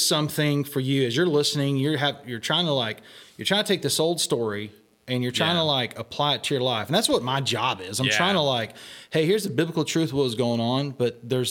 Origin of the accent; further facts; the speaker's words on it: Texas, United States; moved away; carry all the stereotypes of being a Texan